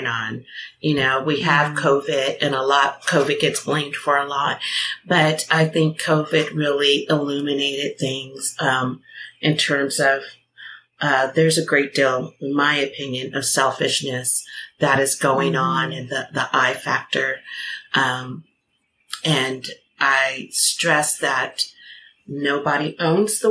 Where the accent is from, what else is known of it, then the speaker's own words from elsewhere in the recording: United States; I'm American